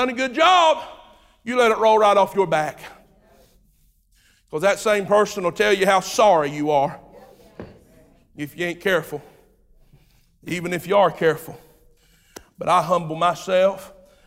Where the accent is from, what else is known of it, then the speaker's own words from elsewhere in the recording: Jamestown, United States; I was raised on Turnish Road, Jamestown. You know where that's at? Exactly. That's where I was raised